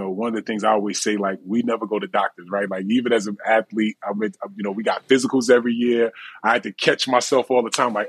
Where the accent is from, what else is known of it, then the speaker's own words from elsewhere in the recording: New Jersey, United States; we are from Jersey, we cocky and just we confident.